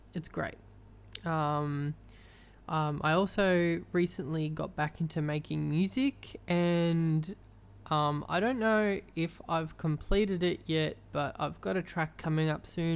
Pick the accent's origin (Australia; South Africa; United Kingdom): Australia; I'm Australian